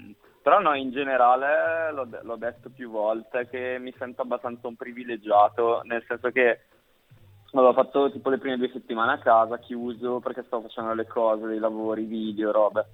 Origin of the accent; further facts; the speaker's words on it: Brescia, Lombardy, Italy; moved away as an adult; now in Milan, Italy; io sono di Brescia